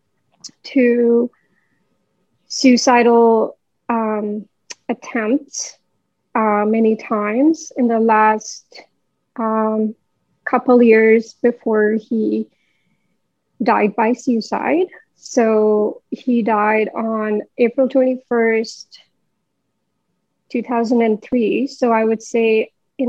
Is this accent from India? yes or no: yes; Delhi, India; moved away as an adult; now in Canada; I come from India. I was born and raised in Delhi. And in 2014, I came to Canada